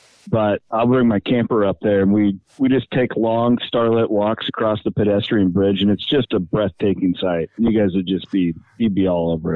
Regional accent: Southwest Iowa, United States; I grew up in Southwest Iowa, which is about 2.5 hours away from Ames

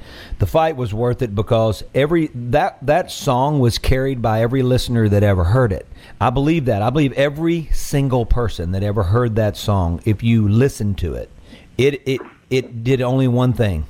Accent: Mississippi Delta, United States; moved away as an adult; also born or lived in Nashville, Tennessee; now in Mississippi, United States

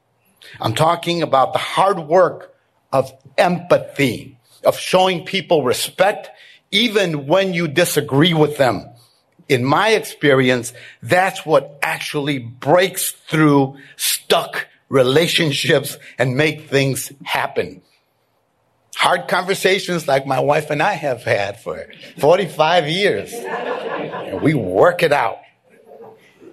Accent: Chicago, Illinois, United States; I grew up in Little Village and went to high school at St. Rita.

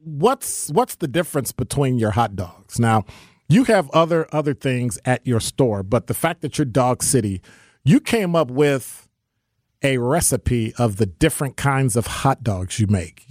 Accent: Chicago, Illinois, United States; moved away; I'm from Chicago

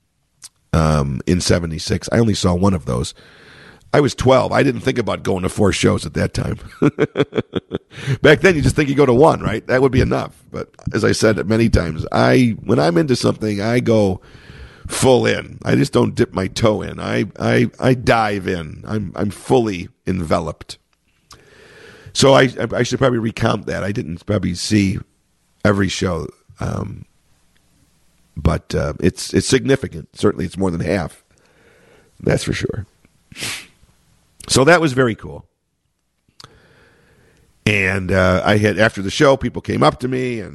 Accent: Chicago, Illinois, United States; my hometown, in Chicago.

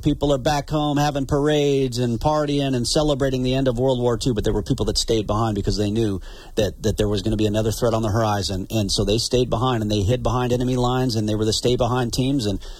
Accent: Glasgow, Montana, United States; I've got friends, that I grew up with from in Glasgow

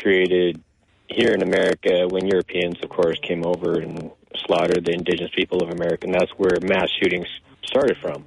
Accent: United States; I'm coming from a minority, first-generation indigenous perspective, analyzing this from both cultures, growing up in American culture and still following my indigenous culture

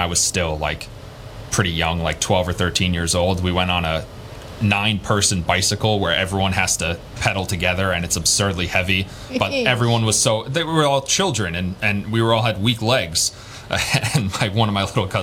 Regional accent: Bayville, New York, United States; moved away; there's a part of where I grew up in Bayville called Center Island

